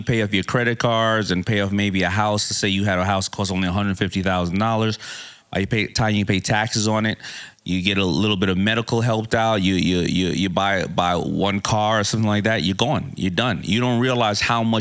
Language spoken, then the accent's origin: English; New York City, New York, United States; I'm from Hollis, Queens